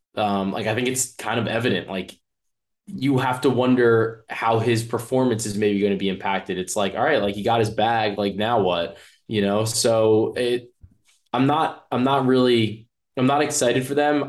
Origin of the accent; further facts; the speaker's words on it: New Jersey, United States; I'm from Jersey